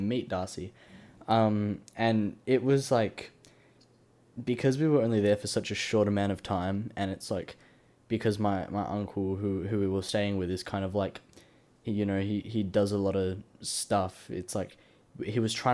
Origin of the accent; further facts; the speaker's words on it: Perth, Western Australia, Australia; I'm from Perth